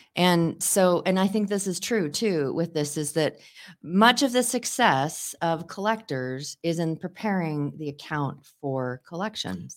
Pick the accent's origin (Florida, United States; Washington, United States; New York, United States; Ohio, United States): Washington, United States; Seattle; 'cause I grew up in the Seattle area